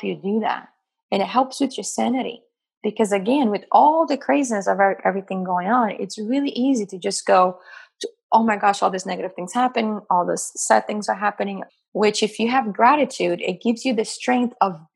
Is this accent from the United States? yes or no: no; Brazil; moved away; growing up in Brazil